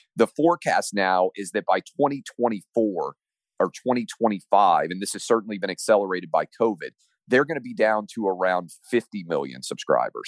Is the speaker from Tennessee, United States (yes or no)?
yes; Tennessee, United States; I'm from Tennessee like Al Gore was.